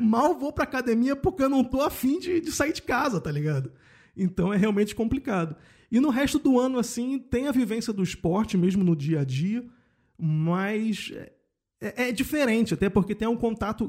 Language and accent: Portuguese; Rio de Janeiro, Brazil; moved away as an adult; now in Germany; eu venho de Cordovil, né, com muito orgulho, uhum. eu falo isso sempre, e morando no subúrbio carioca